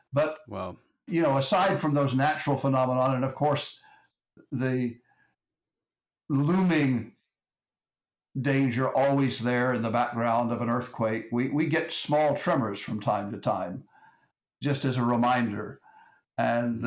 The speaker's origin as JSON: {"language": "English", "region": "Texas", "country": "United States", "said": "I'm from Texas"}